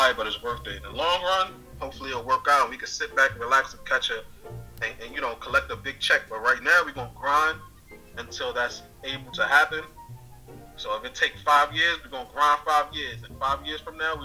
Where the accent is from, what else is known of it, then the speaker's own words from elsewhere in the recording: New York City, New York, United States; now in Portland, Maine, United States; I come from the Bronx, and I know that it's rough out there